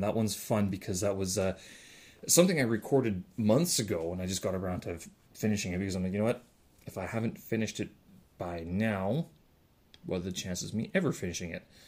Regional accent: Winnipeg, Manitoba, Canada; moved away; my hometown

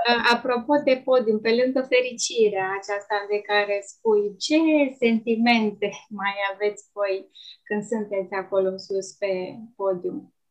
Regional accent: Romania; eu am simțit uh, mândrie, așa că sunt român

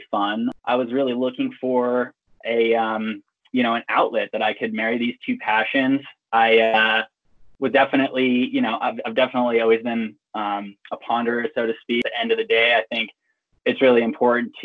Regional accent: Big Bear Lake, California, United States; moved away as an adult; now in Salt Lake City, United States; I grew up in Big Bear Lake, California, which had a ton of phenomenal recreation opportunities

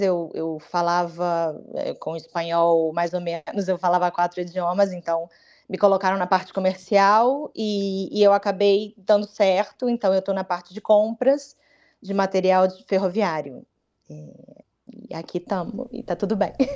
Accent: Vitória, Espírito Santo, Brazil; moved away as an adult; now in Madrid, Spain; é a cidade onde eu cresci

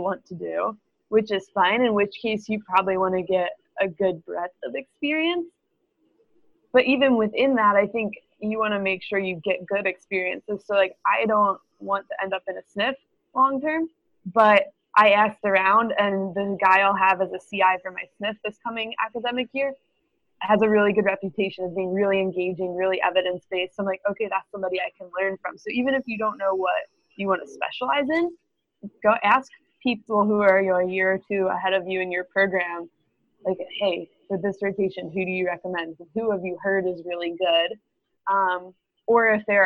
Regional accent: Maryland, United States; moved away; I'm actually from Maryland

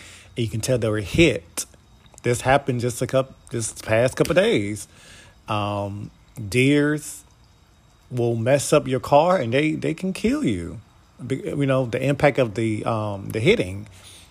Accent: United States; we are Americans

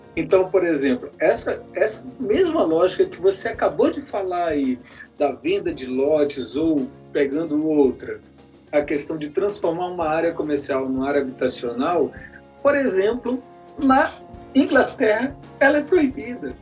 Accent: Ceilândia, Federal District, Brazil; Feira do Ouro da Ceilândia, que é a minha quebrada

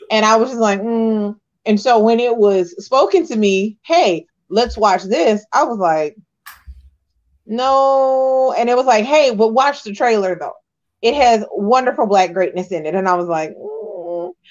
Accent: Texas, United States; I'm a Texan and I, I don't sound yeah. like that.

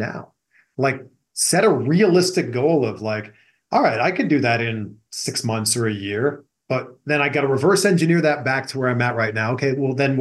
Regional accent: Pickering, Ontario, Canada; moved away as an adult; now in Los Angeles, United States; born and raised in Pickering, Ontario, Canada, now living in Los Angeles, California

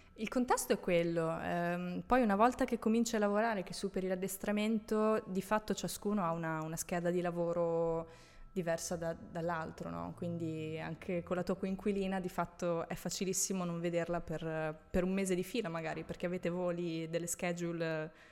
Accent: Italy; moved away as an adult; also born or lived in Rome, Italy / Tuscany / Veneto / Dubai; now in Milan, Italy; sono nata a Roma, okay. sono cresciuta in Toscana, in Veneto

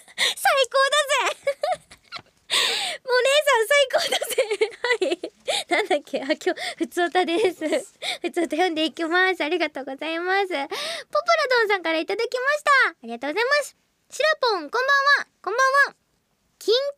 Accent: Wakayama, Japan; born or raised there; moved away

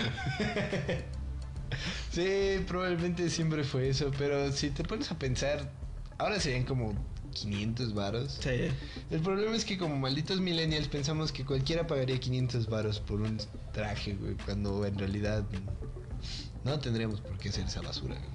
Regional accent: Mexico; nosotros como mexicanos

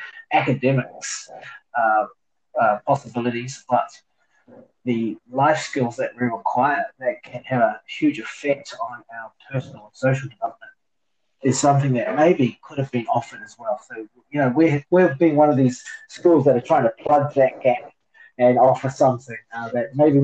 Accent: New Zealand; moved away as an adult; now in Hong Kong; New Zealand.

